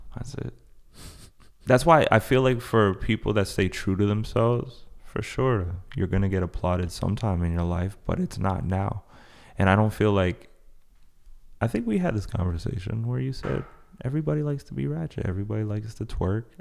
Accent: Paris, Île-de-France, France; moved away; I was, I was born in Paris, so I know that type of, like, Northern French accent

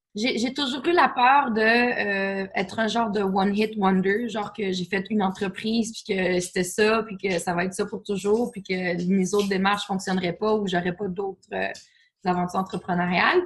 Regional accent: Quebec City, Quebec, Canada; moved away; also born or lived in Toronto; je viens de Québec

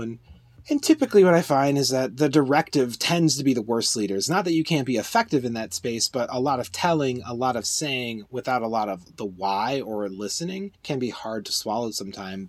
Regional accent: United States; as an American

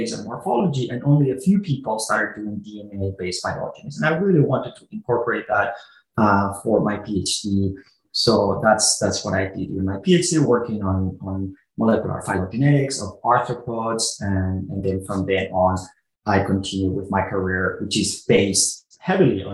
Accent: south of Barcelona, Catalonia, Spain; moved away as an adult; now in United States; I'm originally from Spain. I grew up south of Barcelona, where I did my undergrad and my graduate school.

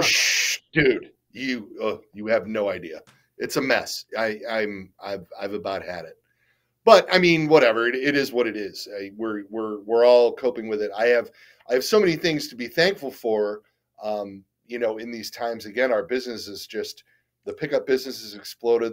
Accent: Detroit, Michigan, United States; moved away as an adult; now in Toledo, United States; I grew up in Detroit

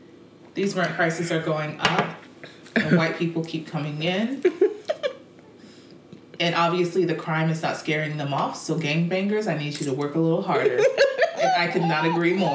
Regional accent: Marietta, Georgia, United States; I'm from Marietta, and that's not Atlanta

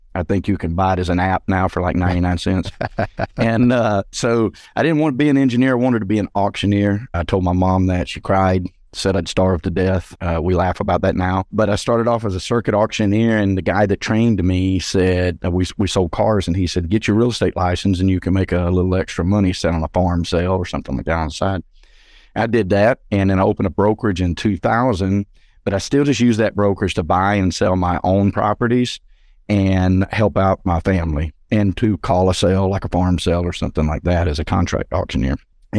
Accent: Georgia, United States; So I came back to my hometown north of Atlanta in the suburbs. I'm about 45 minutes northeast of the city.

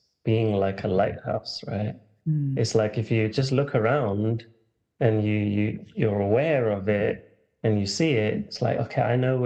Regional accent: London, United Kingdom; I grew up in London, England. People might start hearing the accent

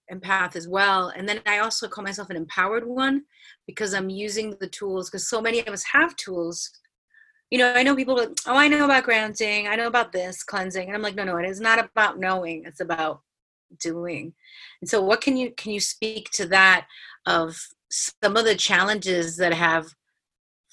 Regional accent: New York City, New York, United States; growing up in New York City, like I've been living on my own in New York City since I'm 21

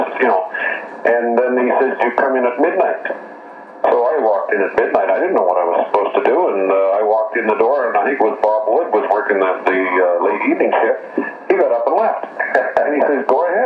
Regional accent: Weyburn, Saskatchewan, Canada; We grew up together in Weyburn, went to school together

